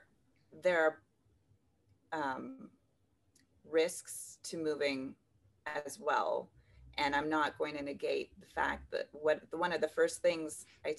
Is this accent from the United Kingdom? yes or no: no; Kleefeld, Manitoba, Canada; moved away as an adult; also born or lived in Kazakhstan; now in Geneva, Switzerland; I'm near, very near to my hometown where I grew up, and a town of 400 people called Kleefeld.